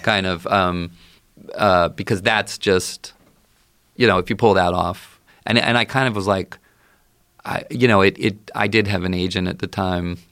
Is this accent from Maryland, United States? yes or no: yes; Baltimore, Maryland, United States; I grew up in the Baltimore area